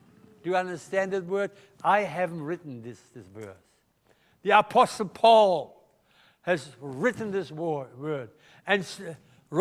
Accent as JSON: {"language": "English", "country": "Germany", "accent": "German", "second_language": "English", "moved": "yes", "lives_now": "Melbourne, Australia", "said": "my German accent"}